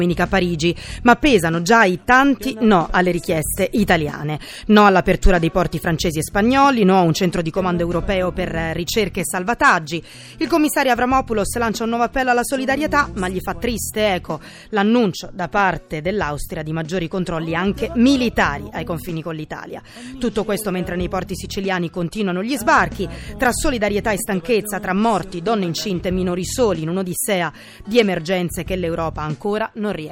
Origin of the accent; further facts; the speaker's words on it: Nigeria; Italian is a second language; now in Carini, Italy; Io vengo da Nigeria, ma abito a Carini.